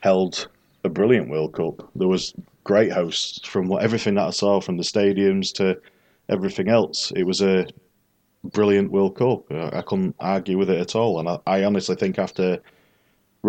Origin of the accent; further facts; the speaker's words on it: England, United Kingdom; I'm from England